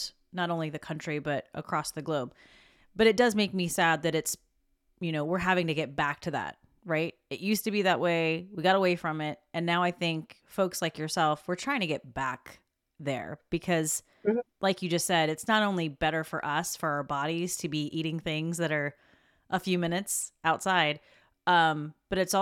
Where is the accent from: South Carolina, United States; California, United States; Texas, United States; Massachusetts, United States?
South Carolina, United States; I'm from South Carolina